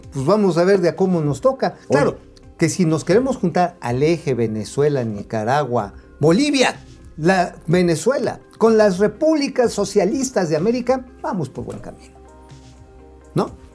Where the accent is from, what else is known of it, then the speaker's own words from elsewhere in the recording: Tula, Hidalgo, Mexico; De Tula, y de donde soy oriundo también está ahí la, este, la termoeléctrica